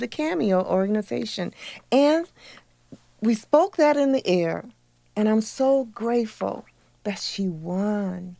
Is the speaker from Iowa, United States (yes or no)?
yes; Iowa, United States; now in Missouri, United States; I'm originally from Iowa